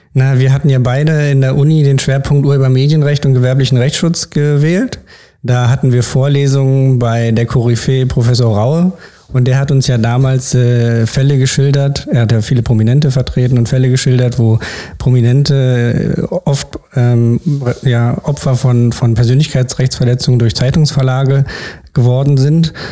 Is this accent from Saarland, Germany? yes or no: no; Berlin, Germany; bin in Berlin geboren und aufgewachsen